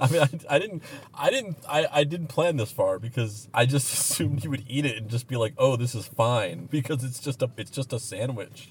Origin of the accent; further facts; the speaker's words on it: Roswell, New Mexico, United States; moved away; also born or lived in Bakersfield, California; I grew up in Roswell, New Mexico, uh, but I also lived